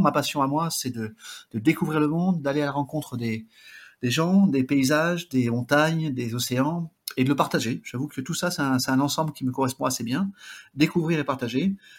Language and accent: French; Basque Country, Nouvelle-Aquitaine, France; also born or lived in Brazil / Bidart; je suis originaire du Pays Basque